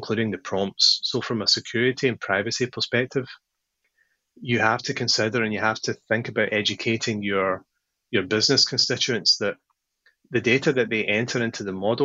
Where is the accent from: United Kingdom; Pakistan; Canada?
United Kingdom; Paisley, Scotland; now in California, United States; I grew up in a town in Scotland